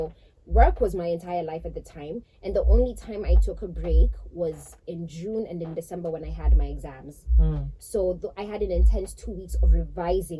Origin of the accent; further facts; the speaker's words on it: Nairobi, Kenya; moved away as an adult; now in United Kingdom; I grew up in Nairobi. I've lived there like my entire life.